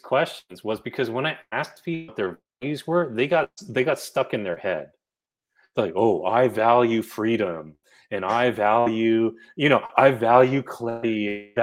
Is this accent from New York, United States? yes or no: no; New Jersey, United States; I'm from New Jersey